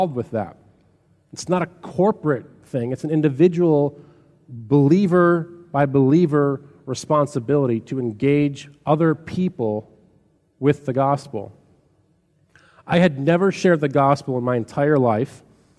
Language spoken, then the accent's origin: English; Chicago, Illinois, United States; I grew up on the South Side of Chicago